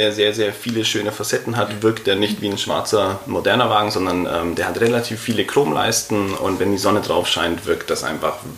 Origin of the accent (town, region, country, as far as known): Nuremberg, Bavaria, Germany